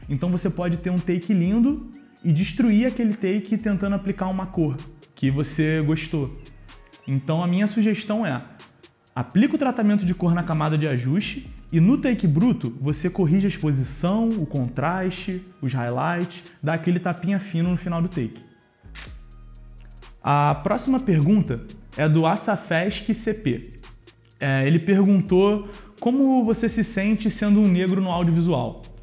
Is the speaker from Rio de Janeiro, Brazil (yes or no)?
yes; Rio de Janeiro, Brazil; Eu sou carioca, original do Rio de Janeiro